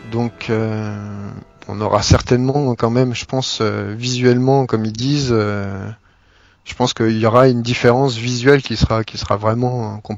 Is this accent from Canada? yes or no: no; France; comme on est français